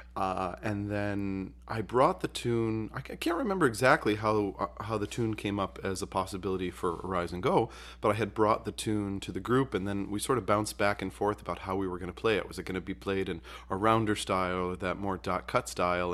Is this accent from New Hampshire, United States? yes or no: no; Utica, New York, United States; I grew up in Utica, New York